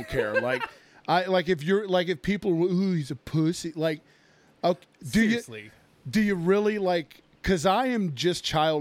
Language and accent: English; United States; we're American